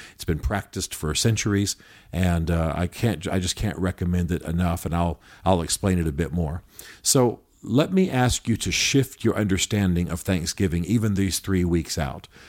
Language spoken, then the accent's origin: English; United States; as modern Americans